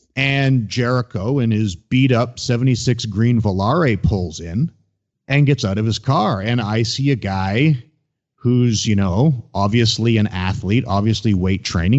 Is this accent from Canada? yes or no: yes; Ontario, Canada; I grew up in Ontario